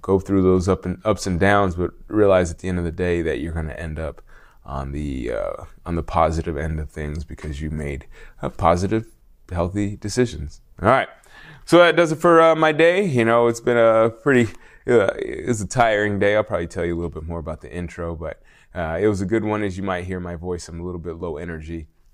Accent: United States

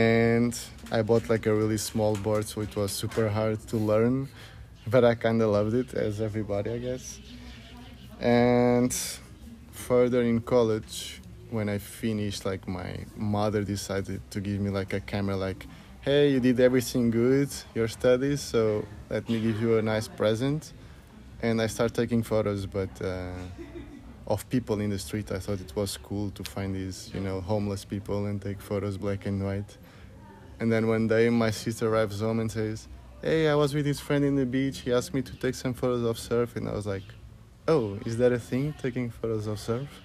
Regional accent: Lisbon, Portugal; I'm from Lisbon, but my family is mainly from the south, from Alentejo

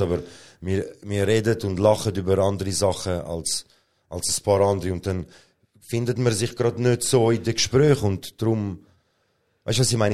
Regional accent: Switzerland; ich bin da geboren. Erster Boden ist Schweizer Boden

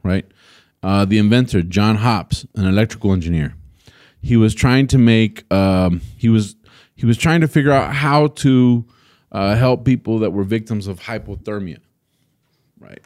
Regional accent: El Paso, Texas, United States; I grew up in El Paso

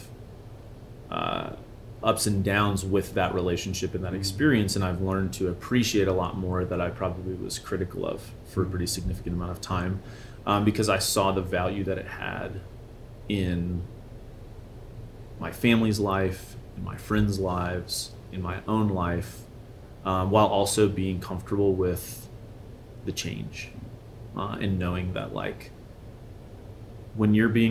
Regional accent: Memphis, Tennessee, United States; moved away as an adult; also born or lived in Pacific Northwest; now in Colorado, United States; I was raised in Memphis, Tennessee, which is an amazing city

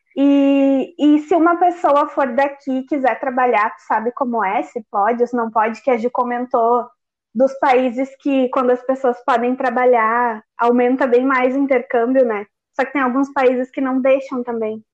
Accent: Gaúchos, Rio Grande do Sul, Brazil; nós gaúchos

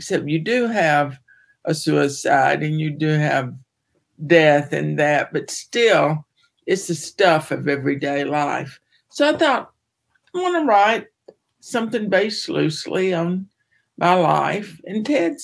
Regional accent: Southern Appalachia, United States; moved away as an adult; now in Santa Barbara, United States; I was raised in the Southern Appalachian area

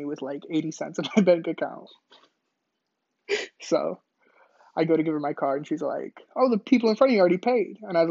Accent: Chicago, Illinois, United States; moved away; I'm from Chicago

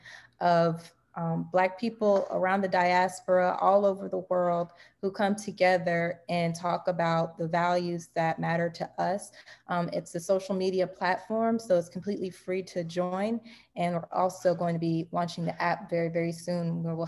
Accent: Nashville, Tennessee, United States; moved away as an adult; now in Atlanta, United States; I'm originally from Nashville, Tennessee

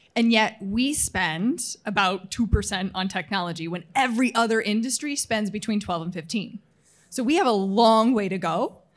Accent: Utah, United States; moved away as an adult; also born or lived in Houston; now in Chicago, United States; in my twenties in my home state of Utah.

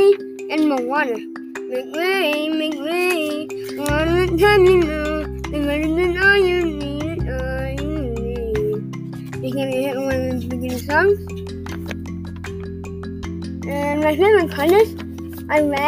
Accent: San Angelo, Texas, United States; also born or lived in Midland, Texas; I was born in Midland. I moved to San Angelo, I was born in Midland. And I moved to San Angelo in 2015 when I was 5 years old

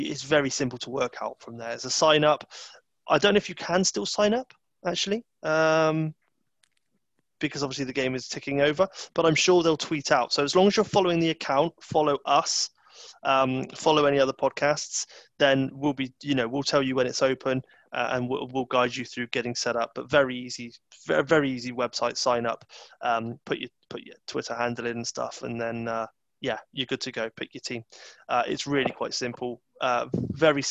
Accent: Bristol, South West England, United Kingdom; I'm from Bristol, so I know Bristol City quite well.

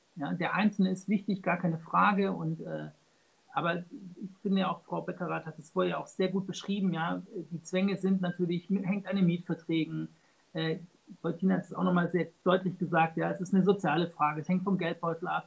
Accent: Baden-Württemberg, Germany; ich komme aus Baden-Württemberg, ja. Äh, ich lebe in Tübingen

